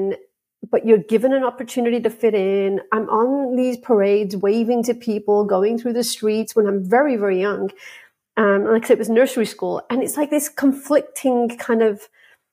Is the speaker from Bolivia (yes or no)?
no; England, United Kingdom; the environment I grew up in with England